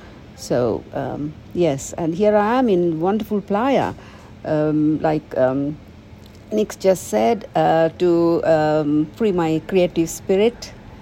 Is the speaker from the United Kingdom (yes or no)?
yes; United Kingdom; I'm British, but, you know, English people.